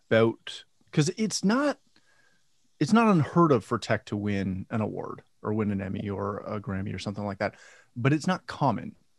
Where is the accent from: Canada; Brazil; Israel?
Canada; I'm Canadian.